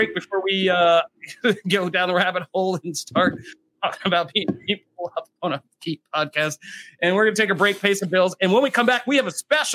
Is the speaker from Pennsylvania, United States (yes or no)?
yes; Philadelphia, Pennsylvania, United States; I'm from Philadelphia